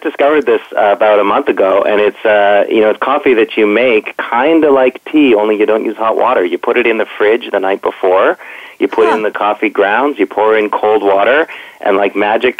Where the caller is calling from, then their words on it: Toronto, Ontario, Canada; I'm calling from Toronto.